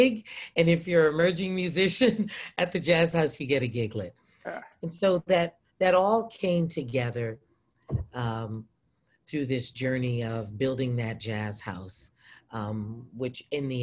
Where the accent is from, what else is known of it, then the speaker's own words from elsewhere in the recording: Edmonton, Alberta, Canada; moved away; also born or lived in Rhode Island (Brown University) / British Columbia; I am born and raised in Edmonton, Alberta, Canada